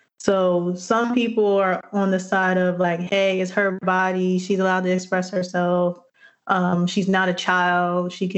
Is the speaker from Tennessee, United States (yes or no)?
no; New Jersey, United States; I'm from Jersey.